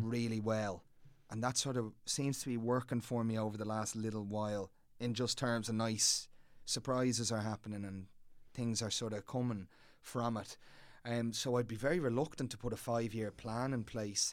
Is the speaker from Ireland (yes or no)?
yes; Dublin, Leinster, Ireland; I grew up in Clontarf